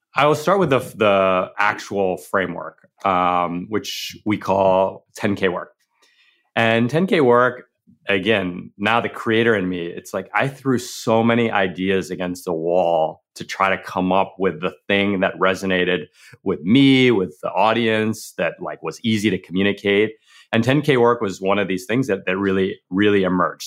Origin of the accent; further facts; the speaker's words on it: New York, United States; growing up in New York